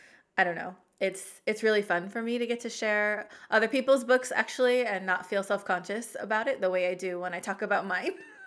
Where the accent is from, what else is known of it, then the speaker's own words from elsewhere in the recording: Oregon, United States; she was an avid fisherwoman who took me out on her boat a lot when I was growing up in Oregon.